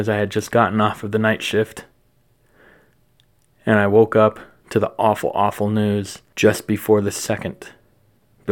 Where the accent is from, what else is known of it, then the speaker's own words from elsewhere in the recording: United States; Being an American